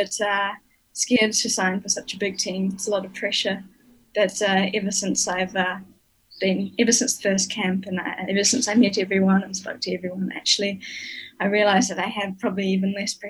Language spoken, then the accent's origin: English; Nelson, New Zealand; moved away; Growing up in Nelson, we had a really nice little group of us juniors